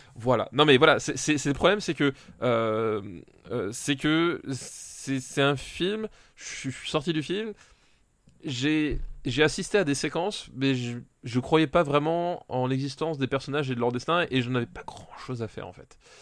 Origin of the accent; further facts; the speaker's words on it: France; Je suis français, je parle français